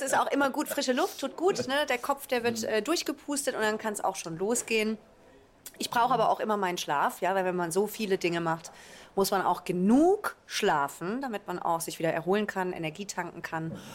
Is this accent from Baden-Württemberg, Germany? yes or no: yes; Karlsruhe, Baden-Württemberg, Germany; now in Mannheim, Germany; Also meine Wurzeln liegen im Badischen. Ich komme ursprünglich aus Karlsruhe und dann hat es mich eben irgendwann auch nach Mannheim verschlagen